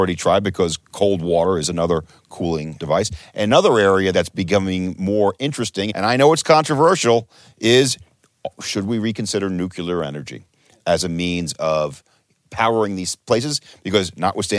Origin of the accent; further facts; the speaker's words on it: United States; I'm an American